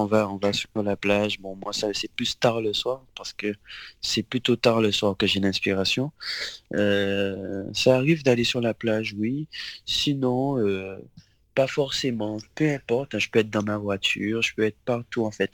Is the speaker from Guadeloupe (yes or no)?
yes; Le Gosier, Guadeloupe; Alors j'ai grandi en Guadeloupe. Euh, au Gosier. Et euh, ouais, j'ai toujours vécu au Gosier, moi, en Guadeloupe.